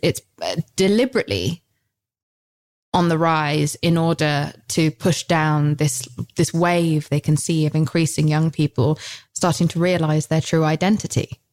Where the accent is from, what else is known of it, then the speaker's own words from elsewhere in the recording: United Kingdom; I'm British.